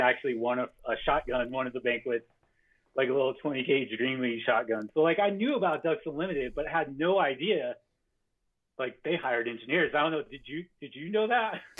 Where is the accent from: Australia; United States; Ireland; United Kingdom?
United States; Farmington, New Mexico; born or raised there